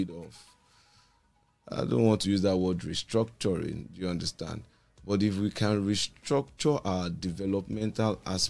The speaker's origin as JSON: {"language": "English", "region": "Lagos", "country": "Nigeria", "tie": "born or raised there", "also_born_or_lived": "Ijebu Ode, Ogun State", "said": "I was born in Lagos"}